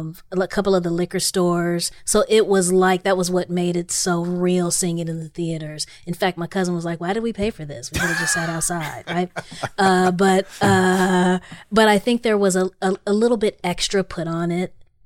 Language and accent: English; Los Angeles, California, United States; I grew up in South Central Los Angeles.